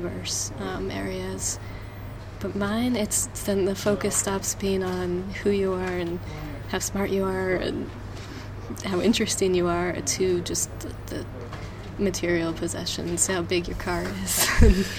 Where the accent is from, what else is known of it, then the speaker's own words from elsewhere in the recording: New Jersey, United States; moved away as an adult; also born or lived in Seattle; now in United Kingdom; I was born and grew up in New Jersey.